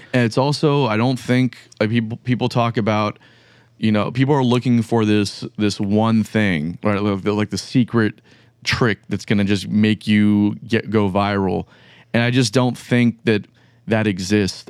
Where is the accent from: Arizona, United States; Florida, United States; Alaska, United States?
Florida, United States; Pembroke Pines; now in Jacksonville, United States; I'm from, like, Pembroke Pines